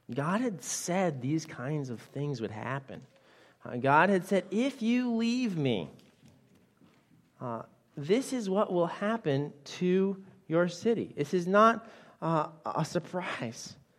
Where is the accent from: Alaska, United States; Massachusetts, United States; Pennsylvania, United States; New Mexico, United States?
Massachusetts, United States; Western; I grew up in Western Massachusetts